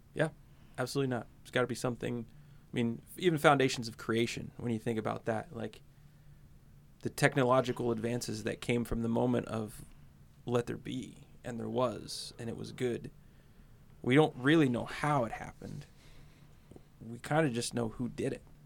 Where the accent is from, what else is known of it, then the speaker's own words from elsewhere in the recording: United States; I grew up in America